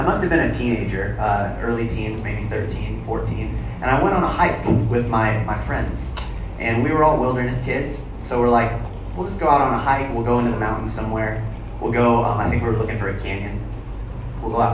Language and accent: English; Arizona, United States; moved away; I'm from Arizona. I hail from the wilderness